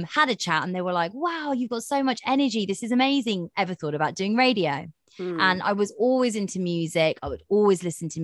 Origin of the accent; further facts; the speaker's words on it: Burnham, South East England, United Kingdom; also born or lived in Slough; I was born here. I was born in Slough. I want to say Burnham, because that is actually where I'm from, Burnham Bucks